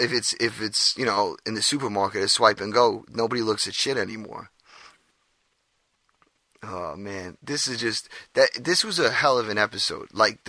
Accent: New York, United States; Yeah, well, I'm from New York. Bagels are like a standard.

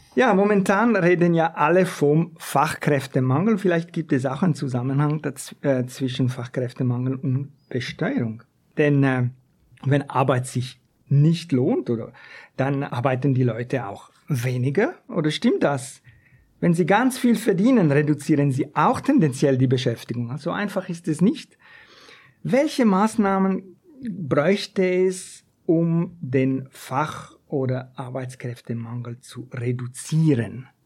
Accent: Ticino, Switzerland; das ist aus meinem Heimatkanton. Nicht wirklich ein Störparadies, aus dem Tessin.

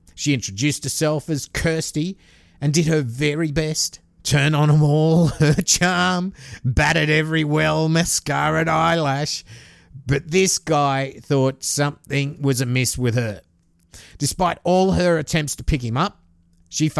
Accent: Australia; I'm an Aussie

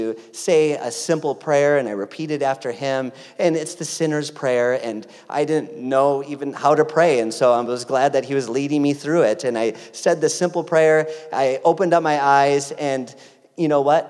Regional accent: Greenfield, Wisconsin, United States; moved away; also born or lived in San Diego, California; ended up in my hometown of beautiful Greenfield, Wisconsin

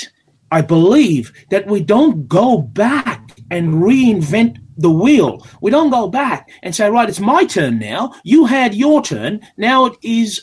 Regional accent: South Africa; moved away as an adult; also born or lived in Durban / Logan, Australia; now in Australia; I grew up in South Africa under the apartheid regime. I'll be 51 this year. I left South Africa when I was 18, 19.

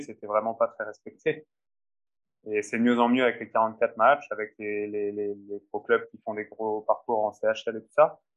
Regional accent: France; moved away; je suis français

